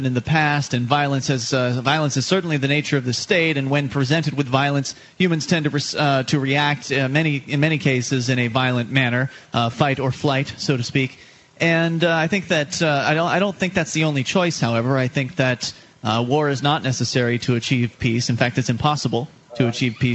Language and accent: English; the South, United States; now in New Hampshire, United States; I come from the South. I was born and raised down there